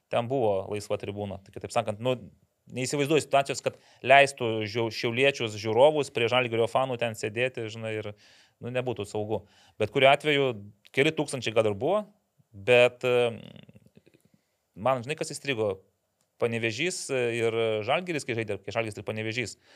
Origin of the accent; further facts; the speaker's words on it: Lithuania; kaip mes lietuviai nemėgstame susispaudę sėdėti